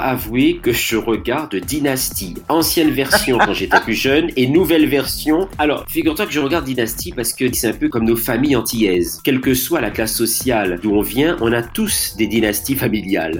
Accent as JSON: {"language": "French", "country": "Martinique", "said": "moi en tant que Martiniquais"}